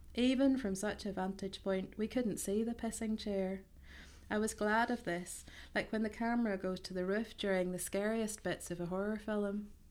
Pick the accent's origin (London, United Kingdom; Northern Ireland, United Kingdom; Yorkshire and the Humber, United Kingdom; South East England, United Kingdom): Northern Ireland, United Kingdom; Ballymena; moved away as an adult; also born or lived in East Belfast / Portland, Oregon; now in Belfast, United Kingdom; I am originally from Ballymena, but I currently live in East Belfast